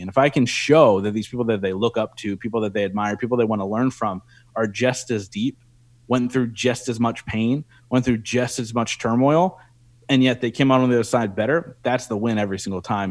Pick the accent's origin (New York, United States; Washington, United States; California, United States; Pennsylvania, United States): Pennsylvania, United States; Reading; here in my hometown in Reading, Pennsylvania